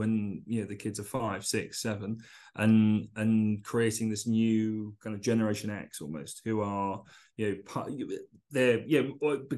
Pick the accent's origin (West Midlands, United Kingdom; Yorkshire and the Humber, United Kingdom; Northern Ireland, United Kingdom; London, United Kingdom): London, United Kingdom; I remember as a boy, you know, I grew up in East London